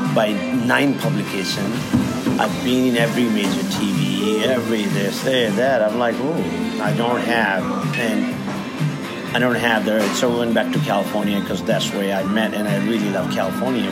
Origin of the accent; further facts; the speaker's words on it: India; also born or lived in San Francisco; now in Australia; being me Indian